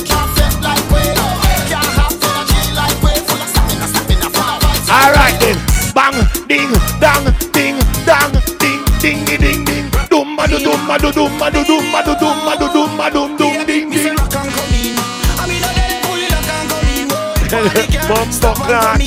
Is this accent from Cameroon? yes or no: no; Portmore, Saint Catherine, Jamaica; now in Washington, D.C., United States; I'm from Portmore